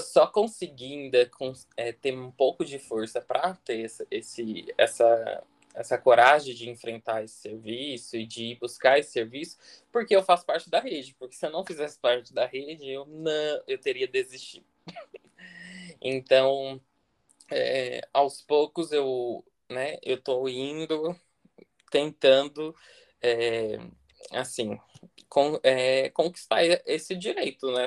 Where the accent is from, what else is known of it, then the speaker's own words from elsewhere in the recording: interior of São Paulo, Brazil; also born or lived in Florianópolis; now in Brasília, Brazil; sou natural do interior de São Paulo, mas hoje eu moro aqui em Brasília. Morei seis anos em Florianópolis